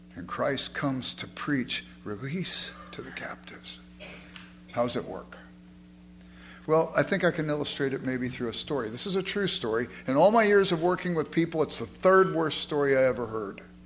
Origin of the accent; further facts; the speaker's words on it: Los Angeles, California, United States; I grew up in South Central Los Angeles